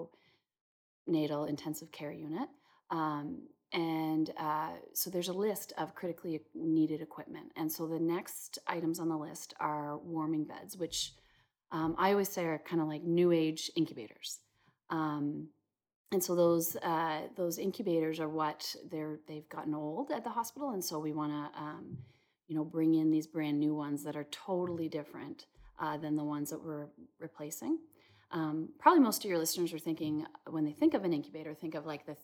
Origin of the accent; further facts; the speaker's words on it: Peterborough, Ontario, Canada; I am pretty much born and raised in Peterborough